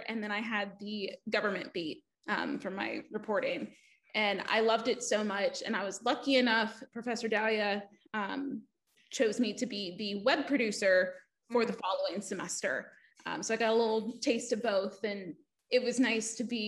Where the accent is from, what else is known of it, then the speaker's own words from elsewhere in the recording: East Liverpool, Ohio, United States; moved away as an adult; growing up in East Liverpool